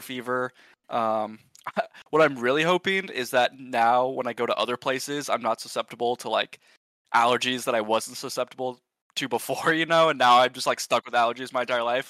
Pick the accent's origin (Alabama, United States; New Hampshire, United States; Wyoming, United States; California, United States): California, United States; Sonoma; moved away as an adult; also born or lived in Berkeley, California; now in Austin, United States; I was born in Sonoma, California, a very small, nice part of the world. Um, grew up there